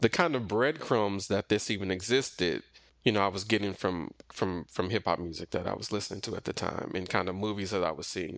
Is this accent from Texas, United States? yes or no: yes; Missouri City, Texas, United States; I grew up primarily in the Missouri City, Sugarland area, kinda in, in the suburbs